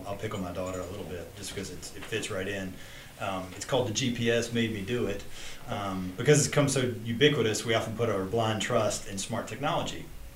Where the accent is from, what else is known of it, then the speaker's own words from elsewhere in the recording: the South, United States; I'm from the South, which means I went to church when I was a kid